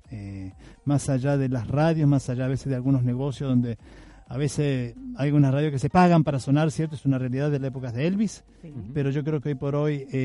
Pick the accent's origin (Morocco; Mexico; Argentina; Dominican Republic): Argentina; also born or lived in Venezuela; Yo digo compatriotas porque yo soy argentino, pero ellos son venezolanos.